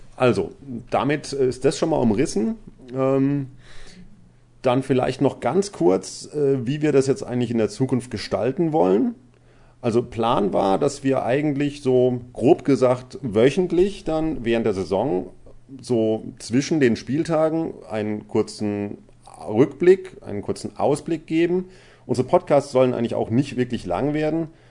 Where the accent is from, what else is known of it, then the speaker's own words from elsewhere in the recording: Baden-Württemberg, Germany; ich komme nicht aus dem Pott. Ähm, ich äh, komme aus Baden-Württemberg ursprünglich